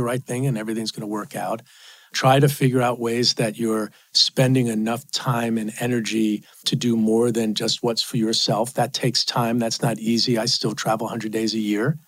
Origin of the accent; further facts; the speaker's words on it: New York City, New York, United States; I grew up in Queens, five people in a two-bedroom apartment